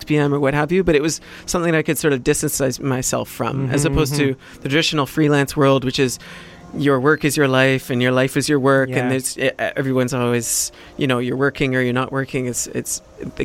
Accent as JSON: {"language": "English", "town": "West Vancouver", "region": "British Columbia", "country": "Canada", "tie": "born or raised there", "said": "I grew up in West Van. It's a very affluent community, obviously."}